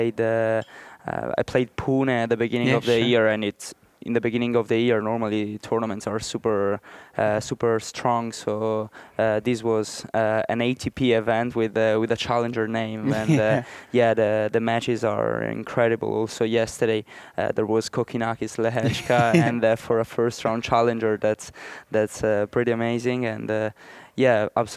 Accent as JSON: {"language": "English", "country": "Italy", "said": "I'm from Italy"}